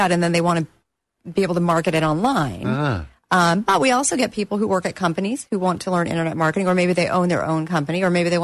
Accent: Pensacola, Florida, United States; moved away as an adult; I grew up in Pensacola, Florida

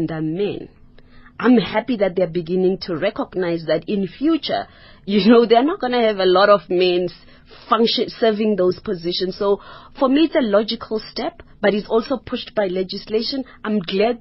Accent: South Africa; as a South African

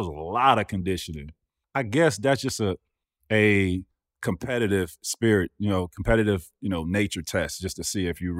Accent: Florida, United States; I grew up in Florida, Tampa, Orlando. I'm dead center. Yeah. And in my county, I grew up in the biggest county in Florida.

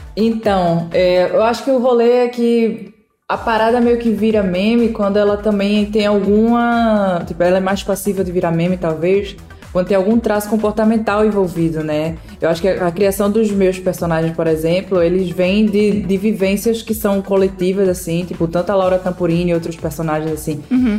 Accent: Pernambuco, Brazil; eu sou pernambucana

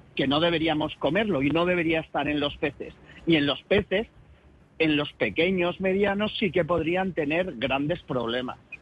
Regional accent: Galicia, Spain; como buenos gallegos

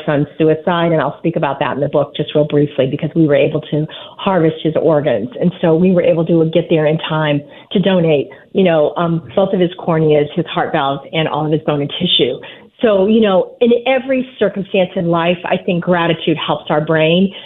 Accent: Fort Wayne, Indiana, United States; my hometown of Fort Wayne, Indiana

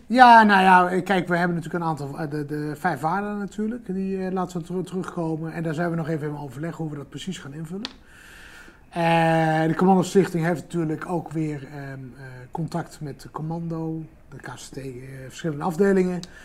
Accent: Netherlands; als Nederlanders

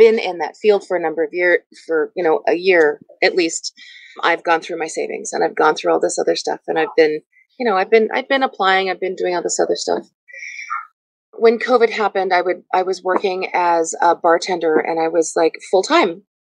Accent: Silicon Valley, Northern California, United States; moved away as an adult; also born or lived in Tempe, Arizona; now in Sheboygan, United States; I'm originally from Northern California, Silicon Valley. Uh huh. I was born and raised there

